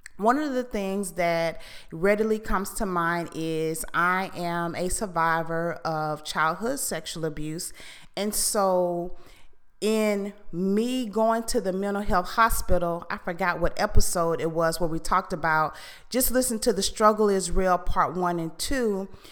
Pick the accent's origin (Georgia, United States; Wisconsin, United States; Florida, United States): Florida, United States; Fort Lauderdale; I am from Fort Lauderdale